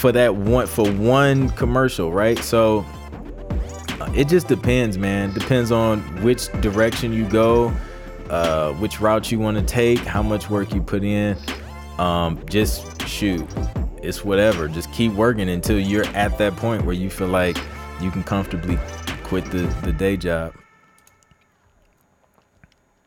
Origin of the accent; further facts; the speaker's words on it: Ohio, United States; moved away; from Cincinnati, Ohio, in the building. That's my home state